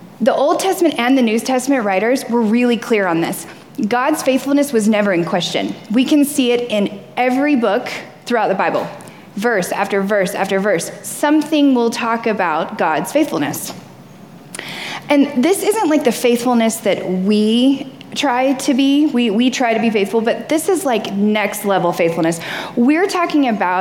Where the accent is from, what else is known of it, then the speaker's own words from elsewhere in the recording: the South, United States; I grew up in the South, so fishing is like, it's like normal.